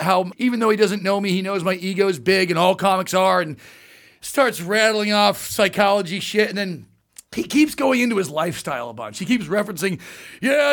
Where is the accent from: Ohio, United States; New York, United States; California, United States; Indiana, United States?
California, United States; Orange County; I grew up in Orange County